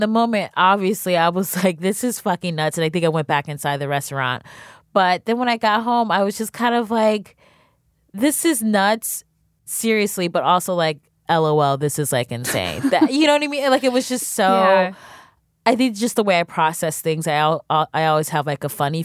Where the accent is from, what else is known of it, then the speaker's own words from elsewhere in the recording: Cleveland, Ohio, United States; now in New York, United States; I'm from Cleveland, Ohio